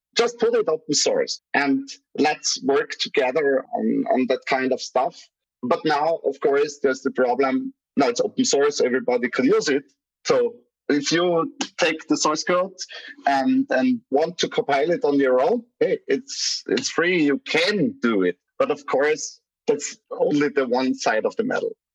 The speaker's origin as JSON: {"language": "English", "town": "Graz", "region": "Styria", "country": "Austria", "tie": "born or raised there", "said": "my city, from Graz, from the from my hometown"}